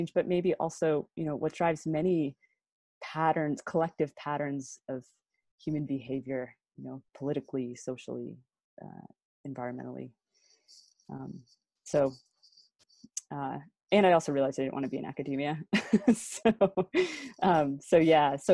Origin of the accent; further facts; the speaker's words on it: United States; being an American